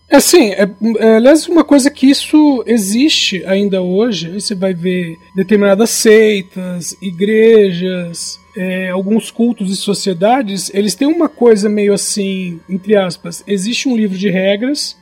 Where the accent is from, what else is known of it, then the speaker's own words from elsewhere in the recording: Brazil; nós somos brasileiros